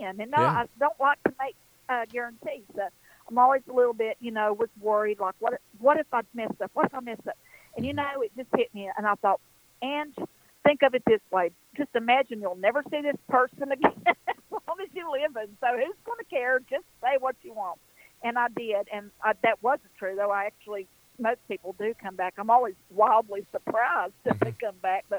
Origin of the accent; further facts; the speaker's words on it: Western North Carolina, United States; I'm an Appalachian girl. It's exactly what I am, right here in the foothills